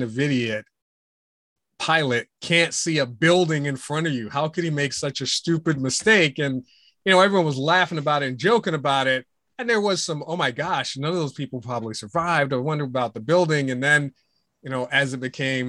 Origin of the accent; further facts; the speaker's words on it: Pittsburgh, Pennsylvania, United States; moved away; also born or lived in Virginia; your hometown like Pittsburgh